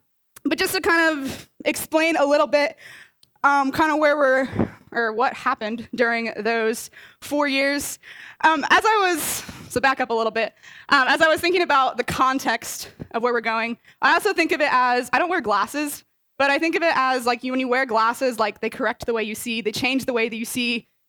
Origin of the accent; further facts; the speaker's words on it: Delaware, United States; moved away as an adult; now in Ohio, United States; I really love Delaware, so I'm not just from Delaware, but I love it. And it was really hard for me actually to leave Delaware and come out and be an Ohio resident.